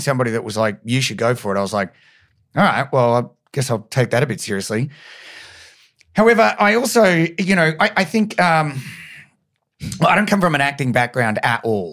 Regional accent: Brisbane, Queensland, Australia; moved away; I'm from Brizzy originally

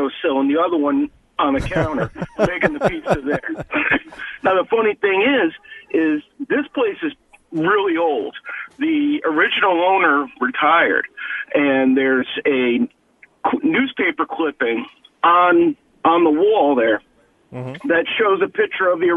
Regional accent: West Haven, Connecticut, United States; now in Meriden, United States; I'm a New Haven native. I grew up in West Haven.

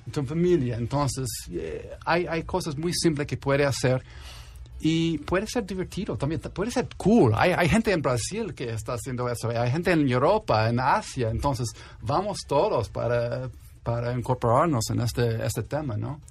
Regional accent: New York, United States; Spanish is a second language; moved away as an adult; now in Mexico; yo, nací en Nueva York. Y yo tengo 10 años aquí en México.

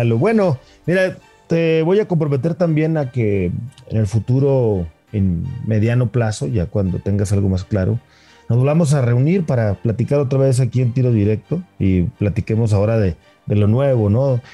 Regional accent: Torreón, Coahuila, Mexico; moved away as an adult; now in Mexico City, Mexico; Tú sabes que yo soy lagunero, soy de Torreón. Llevo 15 años viviendo acá en la ciudad, pero soy lagunero

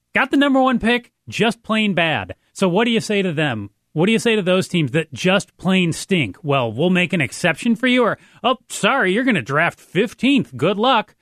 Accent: Detroit, Michigan, United States; I grew up in Detroit.

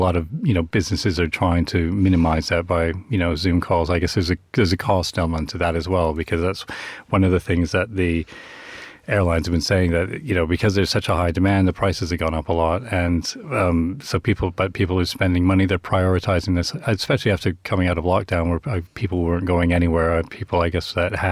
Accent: Vancouver, British Columbia, Canada; moved away as an adult; also born or lived in Scotland; now in London, United Kingdom; I'm from Vancouver originally, but I'm part of the Newsweek's UK contingent out here in London.

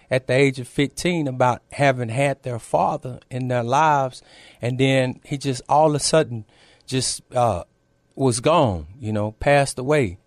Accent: Temple, Texas, United States; now in San Antonio, United States; I'm originally from a small town, uh, north of here, Temple, Texas.

